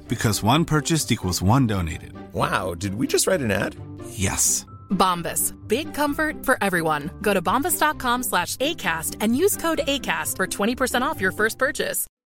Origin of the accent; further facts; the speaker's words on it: Illinois, United States; moved away as an adult; also born or lived in New York; growing up in Illinois